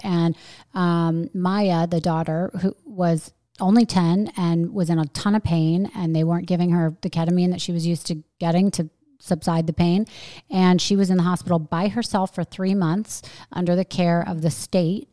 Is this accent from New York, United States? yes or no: yes; New York, United States; moved away as an adult; now in Florida, United States; I'm really a New Yorker